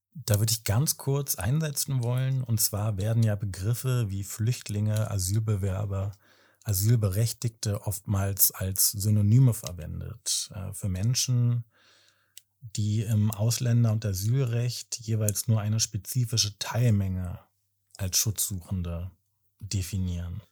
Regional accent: Berlin, Germany; 35, komme aus Berlin.

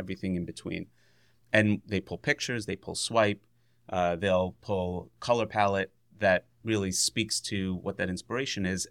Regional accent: New York, United States; moved away as an adult; also born or lived in Virginia / West Coast / Columbus, Ohio; I grew up in New York

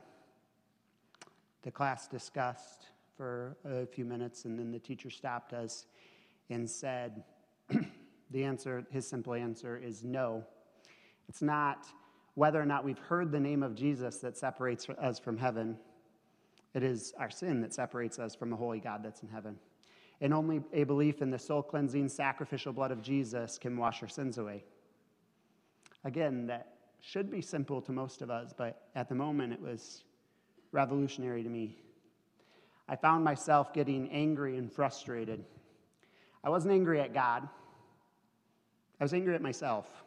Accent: Atlanta, Michigan, United States; We both grew up in northern Michigan. I grew up in Atlanta

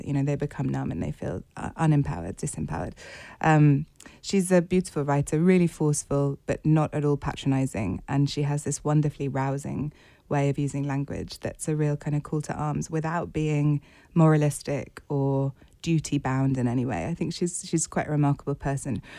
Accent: United Kingdom; as a British reader and writer

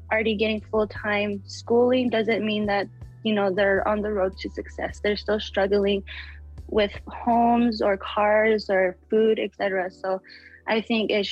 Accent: Taos Pueblo, New Mexico, United States; I am from Taos Pueblo in Jemez Pueblo, New Mexico

